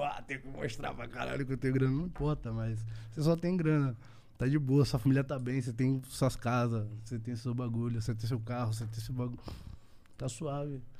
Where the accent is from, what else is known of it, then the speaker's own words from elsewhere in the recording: Northeast Region, Brazil; é de onde eu venho